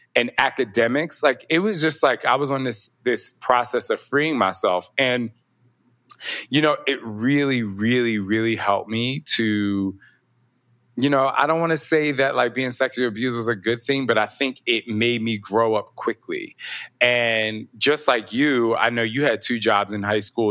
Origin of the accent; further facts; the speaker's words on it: New Jersey, United States; I'm from Jersey. I'm from the East Coast